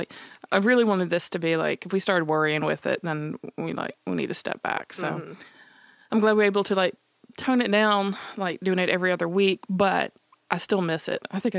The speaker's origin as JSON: {"language": "English", "region": "the South", "country": "United States", "tie": "born or raised there", "said": "growing up in the South in 70s and like rural area"}